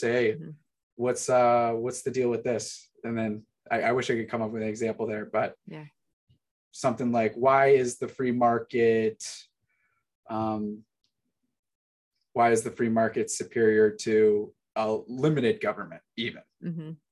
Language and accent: English; Chicago, Illinois, United States; Gary and I we're from the Chicago area